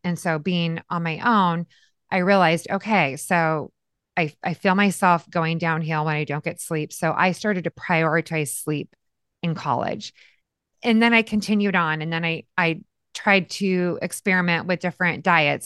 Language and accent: English; Yakima, Washington, United States; I was born and raised in a little town called Yakima, Washington